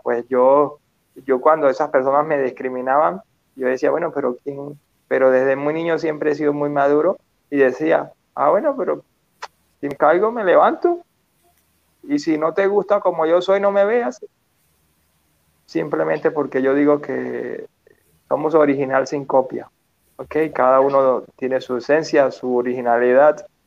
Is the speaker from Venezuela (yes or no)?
yes; Petare, Miranda, Venezuela; yo crecí en Petare, Venezuela